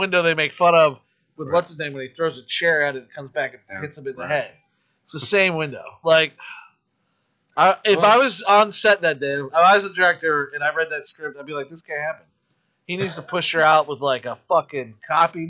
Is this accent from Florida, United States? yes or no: yes; Zephyrhills, Florida, United States; born in Florida, Zephyr Hills